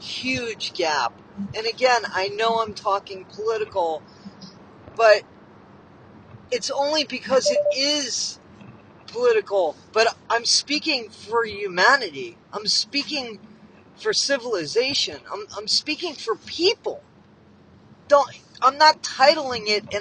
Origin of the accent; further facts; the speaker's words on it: United States; I'm from the United States.